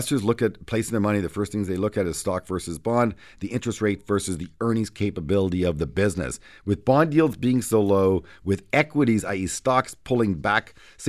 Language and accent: English; Canada; as a Canadian